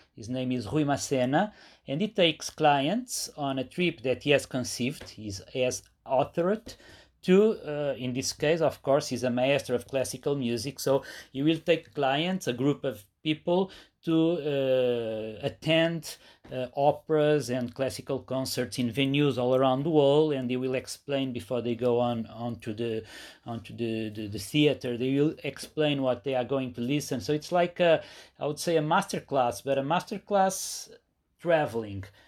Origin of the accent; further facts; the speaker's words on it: Portugal; my hometown, which is a very good, uh, spot, a very good place for surfing